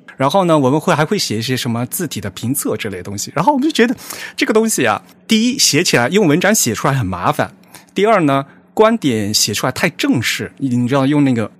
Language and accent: Chinese; Fujian, China; now in Tokyo, Japan; 我是福建人，然后我们家老家那条河叫汶川西，然后我现在在东京